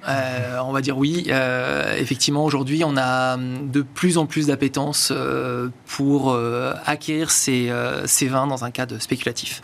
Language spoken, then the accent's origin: French; Arcachon, Nouvelle-Aquitaine, France; je suis je suis né à Arcachon